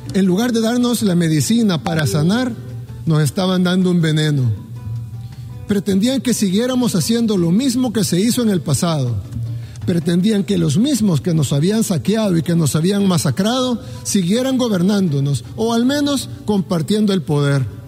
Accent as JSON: {"language": "Spanish", "country": "El Salvador"}